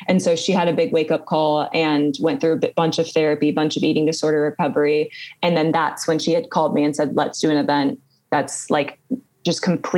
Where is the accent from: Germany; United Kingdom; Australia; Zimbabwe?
United Kingdom; England; born there; accent: British; I was born in England and I grew up with a British accent until I like was a little bit older and like learned to like drop it.